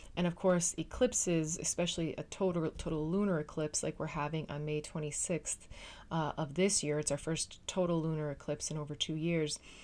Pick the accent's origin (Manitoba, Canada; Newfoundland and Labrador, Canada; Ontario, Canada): Newfoundland and Labrador, Canada; moved away as an adult; now in Netherlands; I am a Canadian. uh, Newfoundlanders specifically. Uh, I come from an island in the North Atlantic, uh, called Newfoundland, but I currently live in the Netherlands